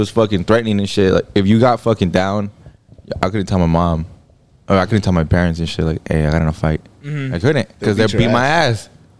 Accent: Fontana, California, United States; Nah, I grew up here. I grew up here in Fontana.

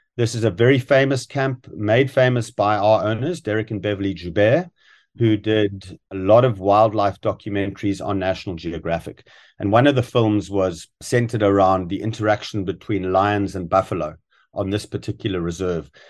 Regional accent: South Africa; moved away; I grew up in South Africa

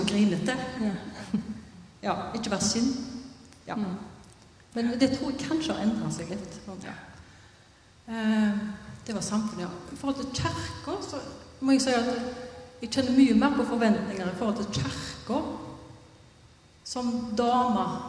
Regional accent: Haugesund, Rogaland, Norway; jeg er fra Haugesund

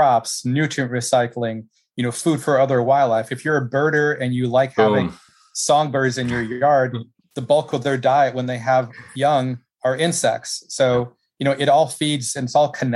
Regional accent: Caledonia, Wisconsin, United States; moved away as an adult; also born or lived in Minnesota; now in Gainesville, United States; It was in Southeast Wisconsin

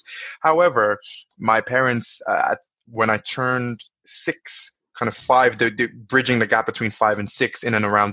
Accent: Nigeria; now in Dublin, Ireland; I was born in Nigeria

